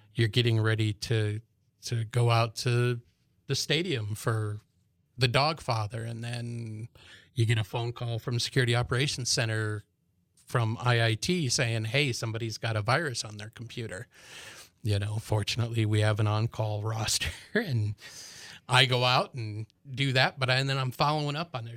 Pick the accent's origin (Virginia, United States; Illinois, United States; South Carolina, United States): Illinois, United States; Chicago; now in Manhattan, Kansas, United States; I'm originally from Chicago, was in and out for twenty years while I was in the military